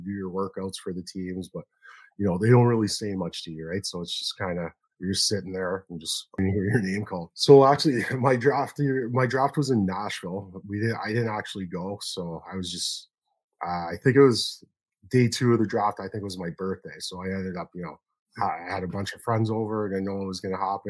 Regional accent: Toronto, Ontario, Canada; growing up in Toronto, there's a very strong grassroots program here

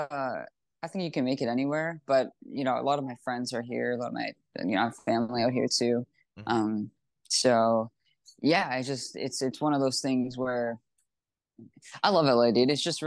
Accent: Canada; because I'm actually Canadian. I like, you know, go back and forth between Toronto.

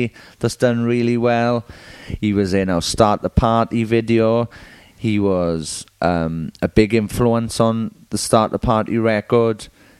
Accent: Merthyr Tydfil, Wales, United Kingdom; This is very much my normal voice. I'm from Merthyr Tydfil.

